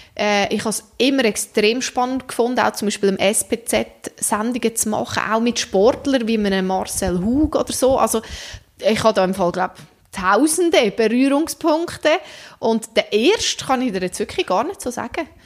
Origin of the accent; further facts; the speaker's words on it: Central Switzerland, Switzerland; Das ist meine Heimat.